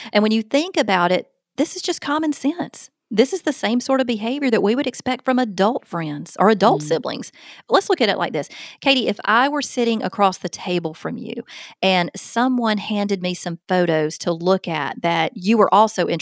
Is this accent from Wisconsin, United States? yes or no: no; Alabama, United States; accent: Southern; I'm from the South, and in the South, a big majority of kids are taught to say ma'am and sir